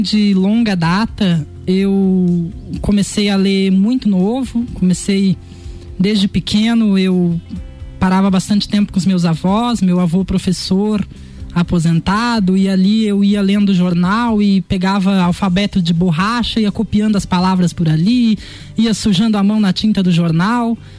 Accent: Lages, Santa Catarina, Brazil; moved away as an adult; also born or lived in Florianópolis; nascido e criado aqui, amo de paixão essa cidade

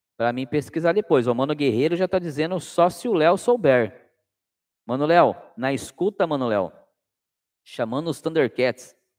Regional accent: Cananéia, São Paulo, Brazil; now in Sorocaba, Brazil; eu sou de Cananéia, litoral sul. E Cananéia, por ser uma cidade é, é, praiana, né, com muita pesca, a minha infância foi ouvindo os catarinenses falar.

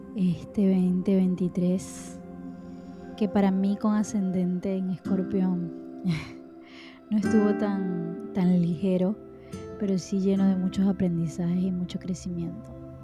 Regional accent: Maracaibo, Zulia, Venezuela; moved away; nosotros en mi país, los venezolanos, y específicamente o, más específicamente en mi ciudad que se llama Maracaibo

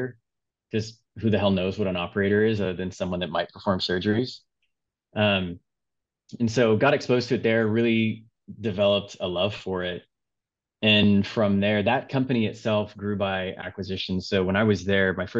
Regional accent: Houston, Texas, United States; growing up in Houston

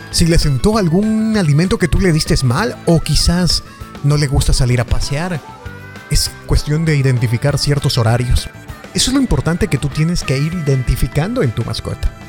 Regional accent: Ecuador; Soy de Ecuador y me alegra mucho hacer esto

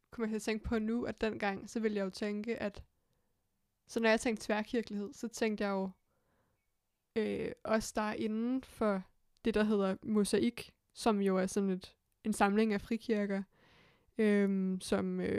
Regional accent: Hillerød, Capital Region of Denmark, Denmark; jeg voksede op i Hillerød

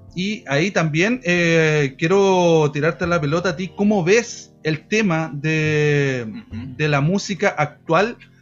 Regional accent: Chillán, Ñuble, Chile; el 70% de la banda eh, somos de acá de Chian

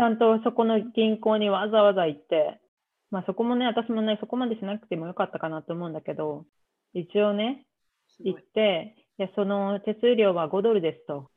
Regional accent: Tokyo, Japan; 東京出身で、東京から動いたことがない

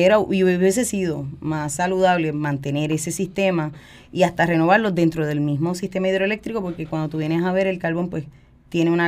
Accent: San Juan, Puerto Rico; Yo soy de aquí, de San Juan. Eh, yo nací en el área de Caparraja y me crié toda la vida aquí.

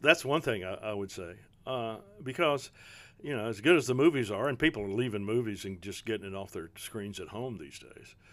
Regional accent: Prestonsburg, Kentucky, United States; I'm, I'm from Eastern Kentucky, from Prestonsburg, uh, in Floyd County.

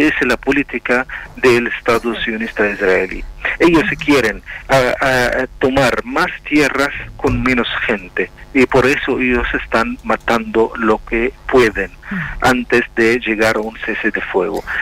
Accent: Palestine; moved away; Nosotros los palestinos

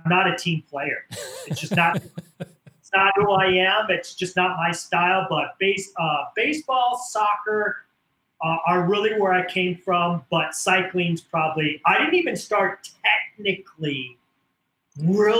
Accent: Iowa, United States; growing up in Iowa in the Midwest in the 70s, 80s, and 90s

